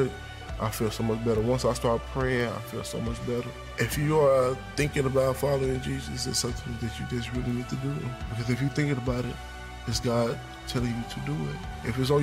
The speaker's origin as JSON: {"language": "English", "town": "Waco", "region": "Texas", "country": "United States", "said": "I am from Waco, Texas."}